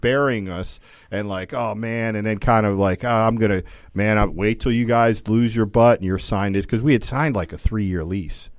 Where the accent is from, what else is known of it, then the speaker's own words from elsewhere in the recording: Catonsville, Maryland, United States; also born or lived in Kansas; I was from Catonsville